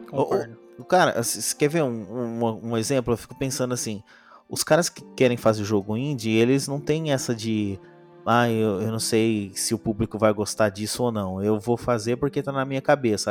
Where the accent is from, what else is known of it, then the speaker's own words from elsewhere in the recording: São Paulo, Brazil; eu sou de São Paulo